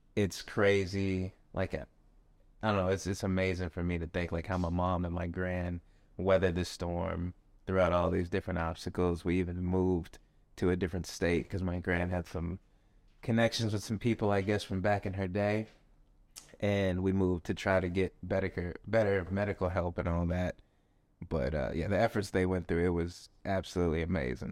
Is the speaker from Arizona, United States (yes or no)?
yes; Tucson, Arizona, United States; moved away; growing up, I'm from Tucson, Arizona.